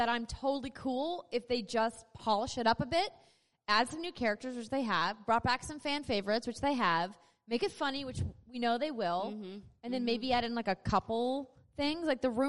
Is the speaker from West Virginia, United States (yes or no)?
no; North Dakota, United States; accent: North Dakota; Is it my North Dakota accent coming out?